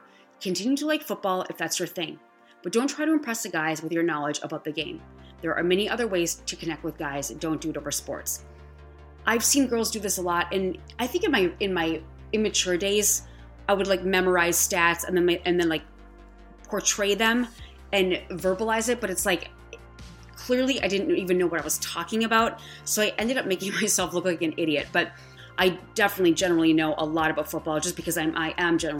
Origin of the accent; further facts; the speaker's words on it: Wisconsin, United States; I grew up in Wisconsin.